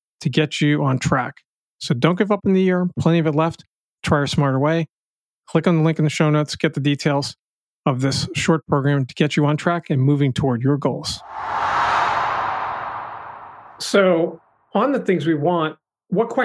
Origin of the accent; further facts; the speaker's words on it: Boston, Massachusetts, United States; I grew up in the Boston area